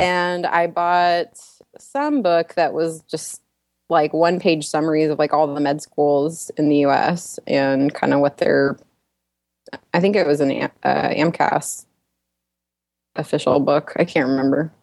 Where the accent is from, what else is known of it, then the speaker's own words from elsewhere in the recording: Dallas, Texas, United States; now in Houston, United States; I'm from Dallas, Texas